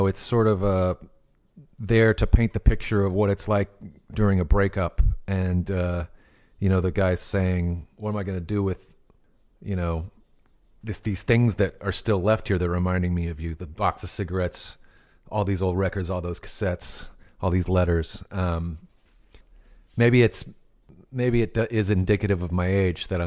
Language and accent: English; Temple, Texas, United States; growing up in Temple, Texas